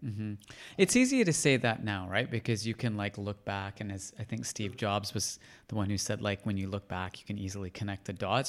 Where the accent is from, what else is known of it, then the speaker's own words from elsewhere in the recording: Canada; growing up in Canada